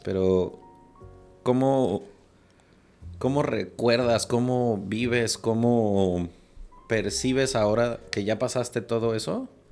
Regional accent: Mexico; Aquí a los niños desde los tres años les damos dulces que pican.

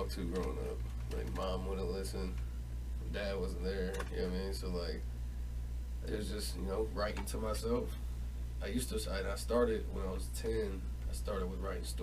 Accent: Omaha, Nebraska, United States; South Omaha

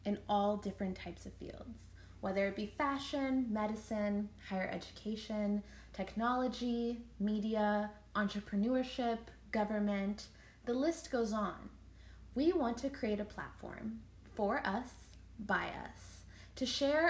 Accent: Milwaukee, Wisconsin, United States; moved away as an adult; now in Boston, United States; I was born and raised in Milwaukee, Wisconsin. I'm currently also based in Boston

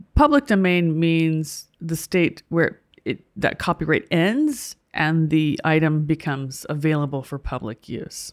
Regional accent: United States; as an American

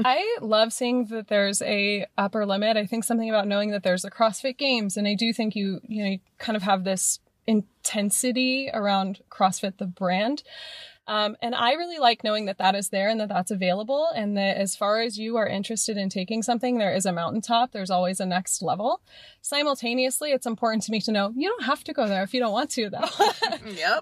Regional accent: Morgan Hill, California, United States; now in Oakland, United States; I grew up in Morgan Hill

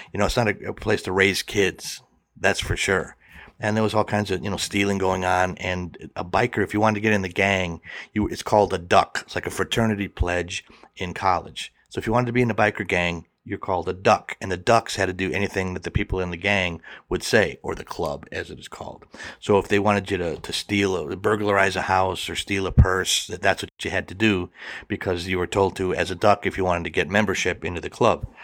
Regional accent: Milwaukee, Wisconsin, United States; I grew up in Milwaukee, which is about ninety miles from Chicago

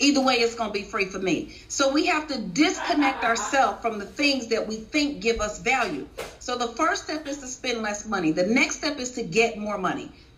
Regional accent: Chicago, Illinois, United States; I was born and raised in Chicago.

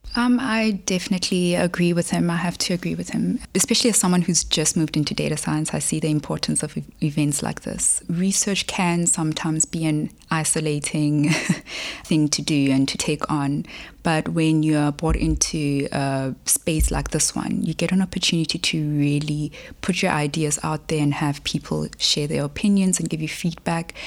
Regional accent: Polokwane, Limpopo, South Africa; also born or lived in Johannesburg; I was born in Polokwane, here in South Africa

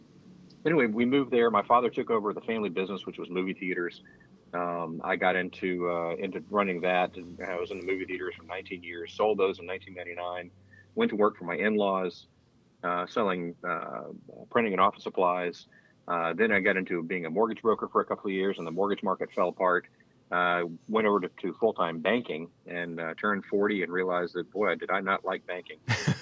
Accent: Louisiana, United States; now in Oxford, United States; I'm from Louisiana, and we always called it Lafayette, and then up here it's Lafayette.

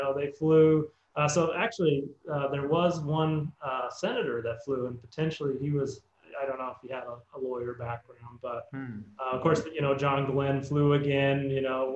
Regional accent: Canada; I'm from Canada, so I went to McGill University.

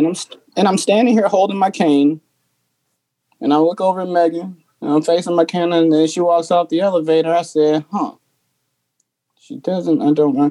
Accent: Gary, Indiana, United States; I'm from Gary, Indiana.

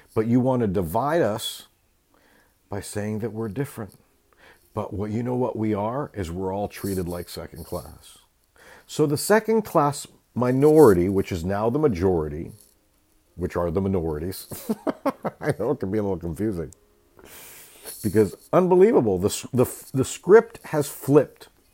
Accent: California, United States; I come from California and the West Coast

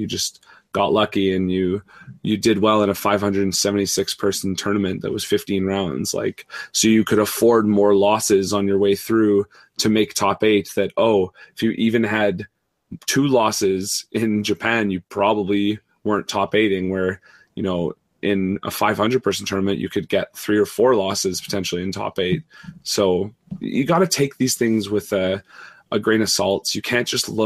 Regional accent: Canada; I'm Canadian

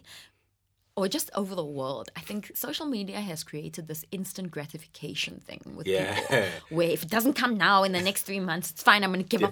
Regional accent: England, United Kingdom; now in South Africa; I was born here and I grew up in England and I came back

